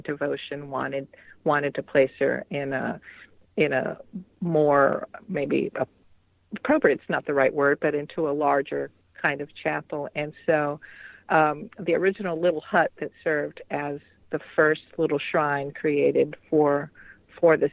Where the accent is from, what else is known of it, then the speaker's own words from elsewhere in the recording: Atlanta, Georgia, United States; I grew up in Atlanta, Georgia